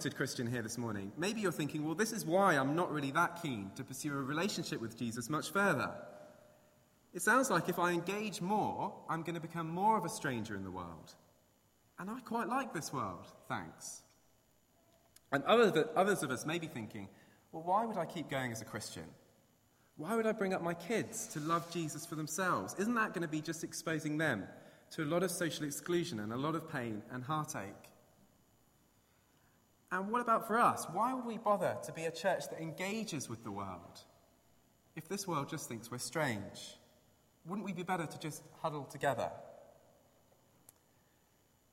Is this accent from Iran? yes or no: no; England, United Kingdom; moved away; as an English person